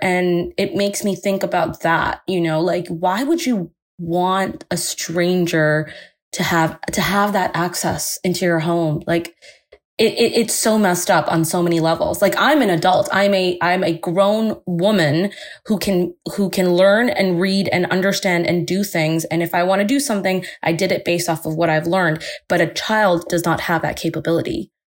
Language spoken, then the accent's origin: English; India; I'm Indian